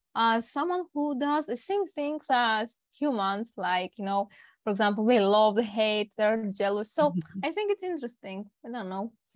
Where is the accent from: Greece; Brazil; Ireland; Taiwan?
Greece; I'm from Greece.